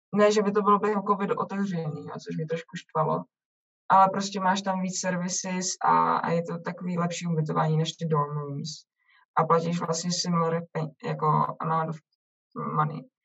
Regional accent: Czechia; moved away as an adult; now in Canada

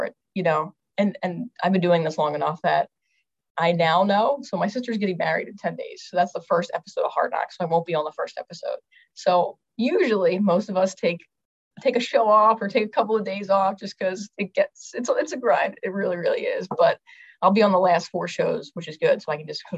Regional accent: outside Philadelphia, Pennsylvania, United States; I grew up right outside of Philly

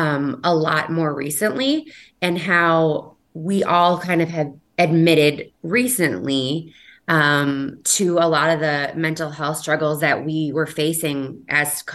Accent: Red Wing, Minnesota, United States; moved away as an adult; also born or lived in South Dakota / Washington / Seattle; I am from Minnesota. Grew up in Red Wing, Minnesota.

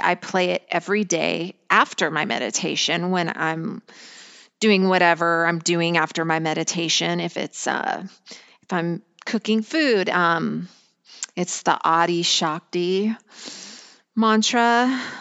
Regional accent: Colorado, United States; I grew up in a small town in Colorado

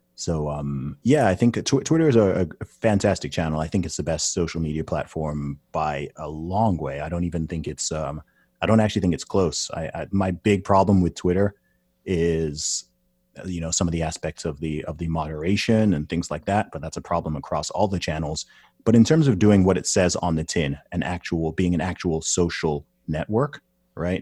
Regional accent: United Kingdom; I'm a British citi-, citizen.

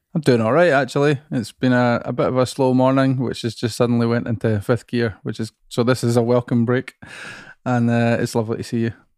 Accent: Musselburgh, Scotland, United Kingdom; I grew up in another seaside town about twenty miles from here called Musselburgh

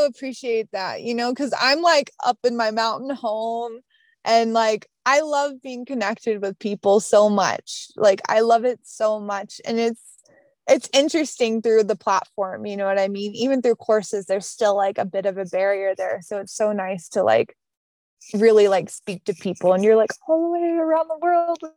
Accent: the South, Southern United States, United States; accent: Southern; my Southern accent

